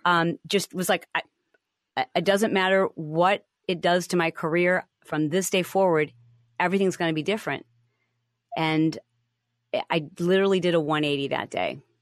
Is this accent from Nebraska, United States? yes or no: no; Michigan, United States; moved away; I grew up in the Midwest. I'm from Michigan